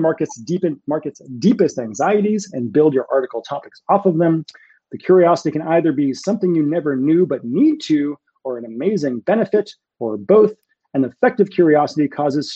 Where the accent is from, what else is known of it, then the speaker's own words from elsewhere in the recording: Massachusetts, United States; moved away; I'm from Massachusetts and we all talk that way when I'm home